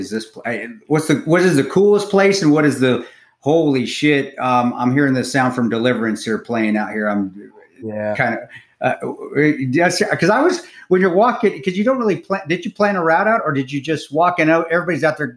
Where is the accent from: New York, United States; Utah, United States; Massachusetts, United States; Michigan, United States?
Utah, United States; American Fork; it was teeny when I grew up in American Fork, Utah.